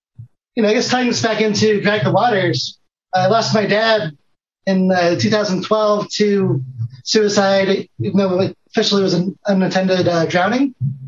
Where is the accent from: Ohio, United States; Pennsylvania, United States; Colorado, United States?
Ohio, United States; Northwest; growing up in Northwest Ohio, had my first $10, you know, from allowance or whatever.